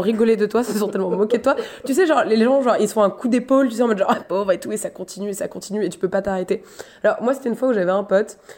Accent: Paris, Île-de-France, France; je suis parisienne

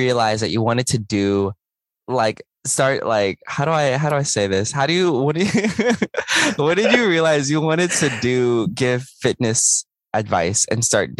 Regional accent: Houston, Texas, United States; I grew up in Houston

